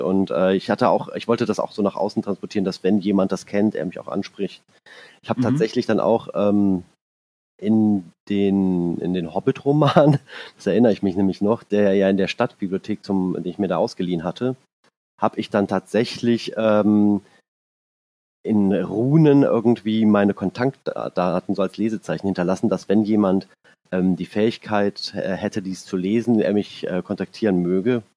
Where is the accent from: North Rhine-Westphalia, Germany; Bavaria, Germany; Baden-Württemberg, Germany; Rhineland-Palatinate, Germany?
North Rhine-Westphalia, Germany; Hennef; ich komme aus dem Rheinland, ähm, aus der Nähe von Bonn und Siegburg